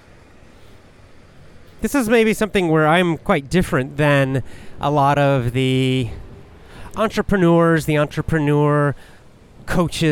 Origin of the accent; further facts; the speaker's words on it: the South, United States; now in Japan; I was raised in the South, in the United States